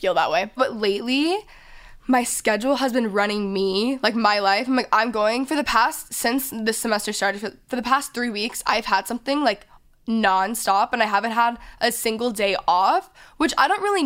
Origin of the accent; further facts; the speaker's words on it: Texas, United States; now in Los Angeles, United States; I grew up in Texas